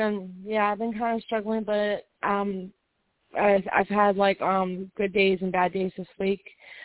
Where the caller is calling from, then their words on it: West Virginia, United States; West Virginia.